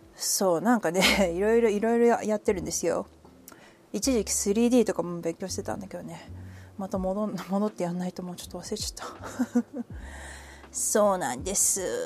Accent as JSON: {"language": "Japanese", "region": "Kanagawa", "country": "Japan", "tie": "born or raised there", "also_born_or_lived": "Nagano", "moved": "yes", "lives_now": "Hawaii, United States", "said": "神奈川出身です"}